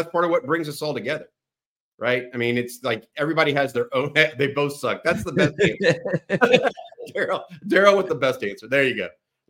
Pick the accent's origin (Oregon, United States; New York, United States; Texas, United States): Texas, United States; Houston; So I'm from Houston, so I grew up more Texas A&M.